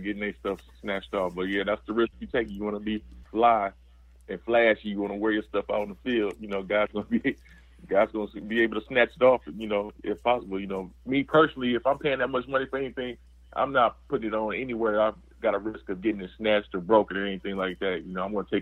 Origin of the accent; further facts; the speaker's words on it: Chicago, Illinois, United States; I grew up in Chicago